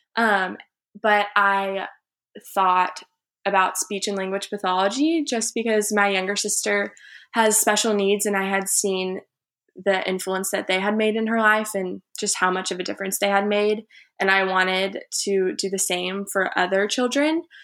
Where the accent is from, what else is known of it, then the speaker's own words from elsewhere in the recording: Houston, Texas, United States; I'm from Houston, Texas, was born there and have lived there until I went away to college.